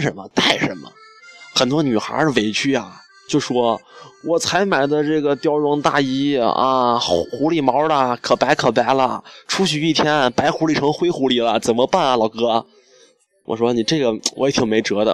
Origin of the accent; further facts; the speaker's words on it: Xi'an, Shaanxi, China; 我从小在西安，我生活了二十一年，二十一年来我享受了二十一年暖气